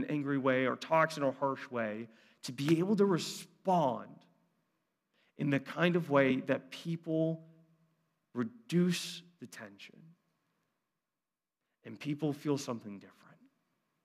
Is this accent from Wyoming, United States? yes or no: no; Brunswick, Ohio, United States; I grew up in Brunswick, half hour south, a little bit more country